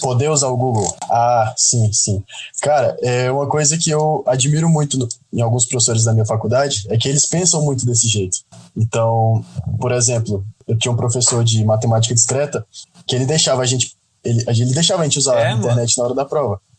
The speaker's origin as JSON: {"language": "Portuguese", "town": "Parnaíba", "region": "Piauí", "country": "Brazil", "tie": "born or raised there", "moved": "as an adult", "lives_now": "Toledo, Brazil", "said": "Eu estudei quase meu ensino fundamental, quase meu ensino fundamental todo em Parnaíba"}